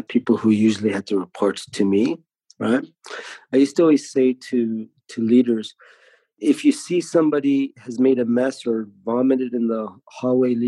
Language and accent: English; Canada; born in another country, but then, you know, we grew up here